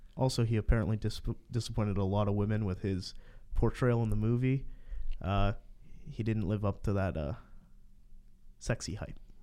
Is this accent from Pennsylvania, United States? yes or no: yes; Aliquippa, Pennsylvania, United States; I'm from Valquippa